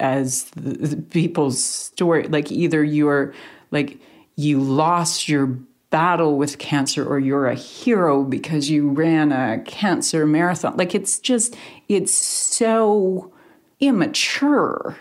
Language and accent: English; Canada; Canadians as to Canadian journalists